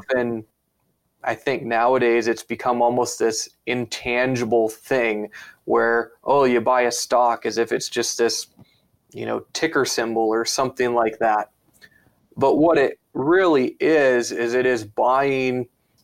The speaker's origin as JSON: {"language": "English", "country": "United States", "moved": "yes", "lives_now": "Canada", "said": "I'm an American"}